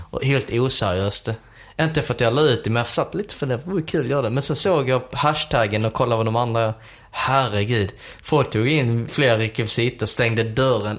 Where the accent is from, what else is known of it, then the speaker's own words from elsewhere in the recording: Sweden; jag är från Sverige